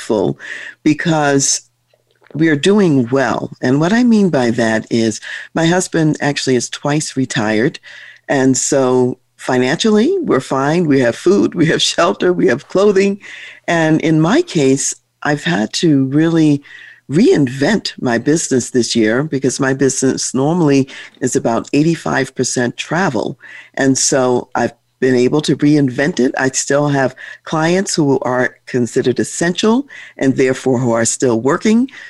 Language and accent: English; Baltimore, Maryland, United States; now in Colorado, United States; I grew up in Baltimore, Maryland, which is right on the Chesapeake Bay, and it was a city.